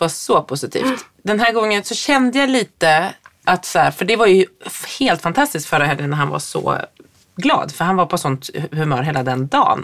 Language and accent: Swedish; Härnösand, Västernorrland County, Sweden; moved away; I Härnösand, när man på 80-talet gick i skolan, då hade man en mat mattant